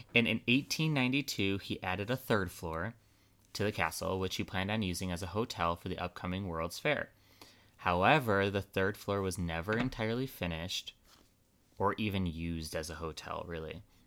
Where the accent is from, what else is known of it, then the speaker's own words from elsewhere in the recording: Chicago, Illinois, United States; my hometown, Chicago